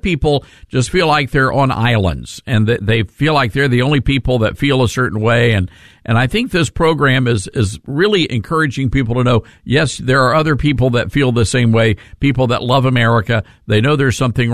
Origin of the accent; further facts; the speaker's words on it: Memphis, Tennessee, United States; my hometown of Memphis, Tennessee